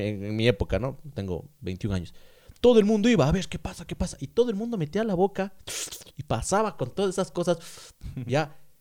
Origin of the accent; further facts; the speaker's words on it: Ambato, Tungurahua, Ecuador; Somos ambateños ecuatorianos